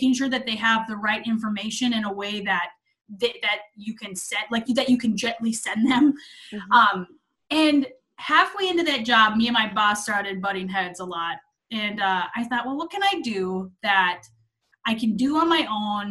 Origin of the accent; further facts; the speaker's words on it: Minnesota, United States; moved away as an adult; I'm actually from Minnesota. I lived there my whole life